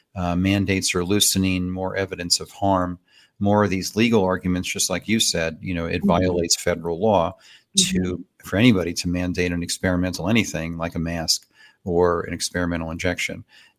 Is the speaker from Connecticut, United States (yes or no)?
no; New York City, New York, United States; accent: New York; because I'm from New York City. I grew up there. You'll hear, yeah, or sometimes my New York accent will come out sometimes, you know.